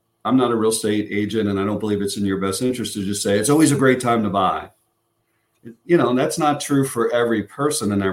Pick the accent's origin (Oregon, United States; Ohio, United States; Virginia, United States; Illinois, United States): Illinois, United States; Chicago; moved away; I'm from Chicago